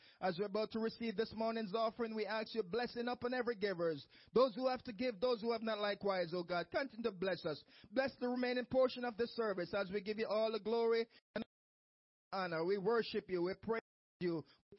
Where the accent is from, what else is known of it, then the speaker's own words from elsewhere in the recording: Jamaica; moved away; I remember my own church when I came from Jamaica